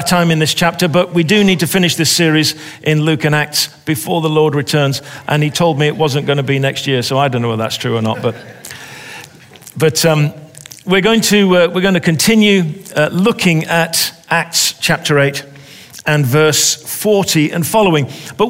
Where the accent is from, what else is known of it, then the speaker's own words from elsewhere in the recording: England, United Kingdom; I'm an English soccer person, and I know the pain of being a fan.